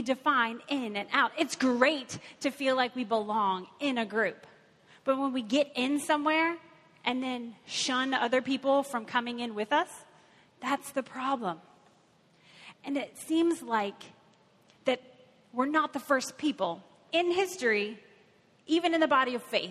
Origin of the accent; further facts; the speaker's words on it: Kentucky, United States; now in Cincinnati, United States; I am from Kentucky